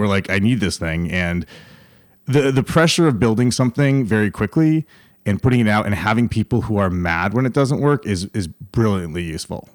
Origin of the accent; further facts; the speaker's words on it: Schenectady, New York, United States; moved away as an adult; also born or lived in California; now in Austin, United States; I'm from upstate New York